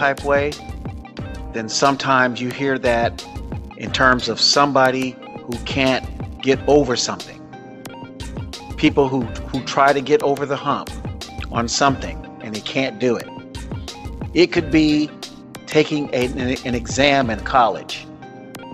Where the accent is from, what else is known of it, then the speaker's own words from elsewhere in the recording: South Florida, United States; I grew up in South Florida.